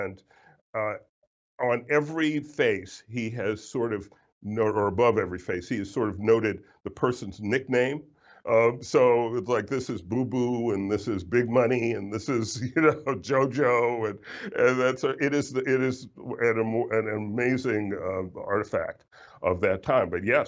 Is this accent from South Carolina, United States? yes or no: yes; South Carolina, United States; now in Washington, United States; my home state of South Carolina